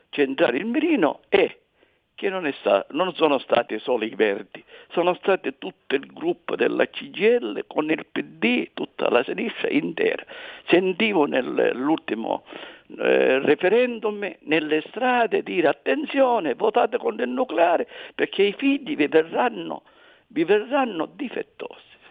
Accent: Agrigento / Palermo, Sicily, Italy; io sono da Rigento e palermitano

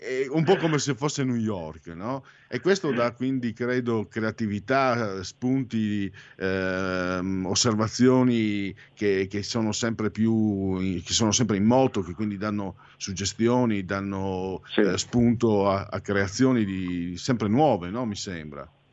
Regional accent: Friuli-Venezia Giulia, Italy; moved away as an adult; now in Milan, Italy; Sono un immigrato, vengo dal Friuli, Friul Veneto

